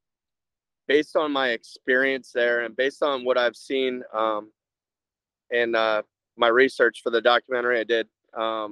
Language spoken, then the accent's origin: English; United States; We're American men